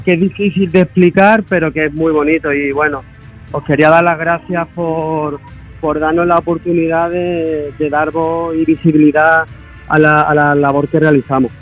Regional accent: Málaga, Andalusia, Spain; somos de aquí de Málaga

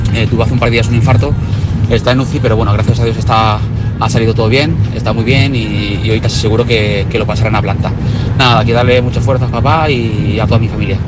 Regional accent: Benicarló, Valencian Community, Spain; now in Córdoba, Spain; ahora mismo estoy saliendo de mi pueblo, de Benicarlo Castellón

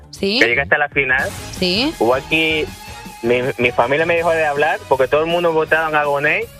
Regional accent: Adeje, Canary Islands, Spain; Yo tengo una anécdota que me pasó aquí en Adeje, porque yo soy del municipio de Adeje.

